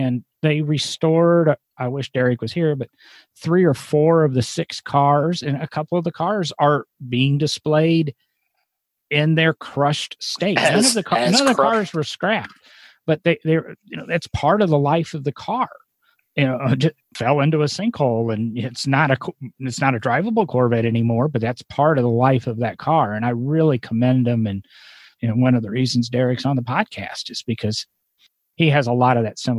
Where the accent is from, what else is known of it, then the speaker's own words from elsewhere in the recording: Omaha, Nebraska, United States; born there; I was born in Omaha, but, you know, and I'm a Nebraska Cornhusker fan football-wise, Osborne days.